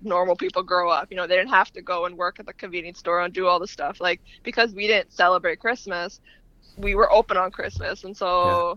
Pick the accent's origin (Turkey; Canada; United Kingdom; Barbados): Canada; also born or lived in Lebanon; I'm a Canadian